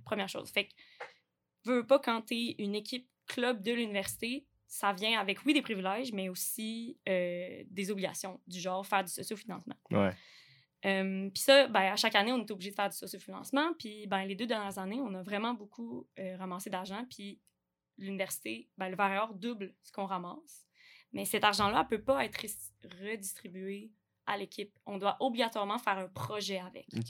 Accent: Quebec City, Quebec, Canada; je viens de Québec, euh, la ville

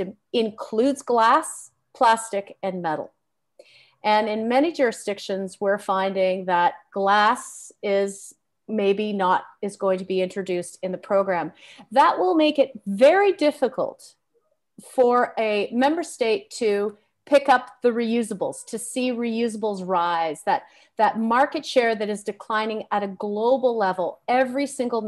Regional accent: Canada; As a Canadian

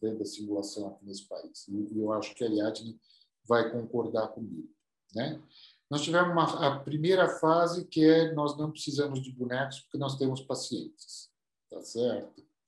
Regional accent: São Paulo, Brazil; also born or lived in United States; eu sou, eu sou aqui de São Paulo

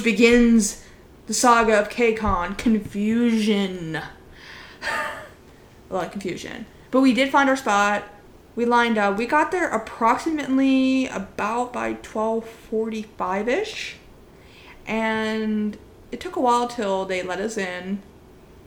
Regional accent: Pennsylvania, United States; first language English; We are not from New York City. As we've mentioned before, we are from Pennsylvania

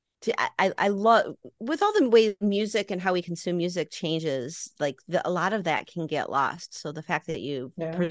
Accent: outside of Chicago, Illinois, United States; I grew up outside of Chicago

